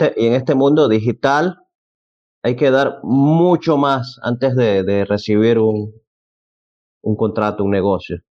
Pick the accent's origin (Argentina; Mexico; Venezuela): Venezuela; yo soy venezolano, en Venezuela se suele decir